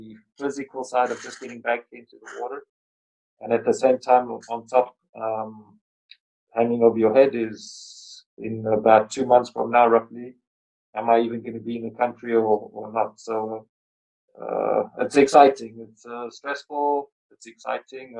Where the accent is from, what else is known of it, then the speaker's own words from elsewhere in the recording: South Africa; also born or lived in London / California; now in Singapore; I grew up in South Africa, and then I lived in London for a long time, then in California, and now in Singapore